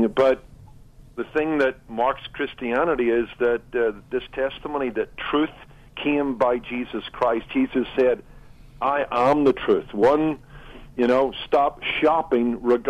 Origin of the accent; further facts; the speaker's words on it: Northern Ireland, United Kingdom; I did grow up in Northern Ireland